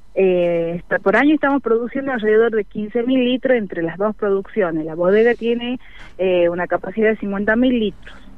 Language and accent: Spanish; Amaicha del Valle, Tucumán, Argentina; Es una comunidad indígena los Amaicha y bueno, en cuanto a lo que es la bodega, estamos todos dentro de la comunidad indígena